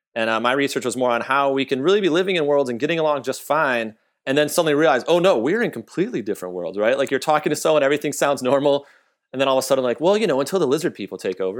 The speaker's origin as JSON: {"language": "English", "region": "Michigan", "country": "United States", "moved": "yes", "lives_now": "Texas, United States", "said": "I'm from Michigan"}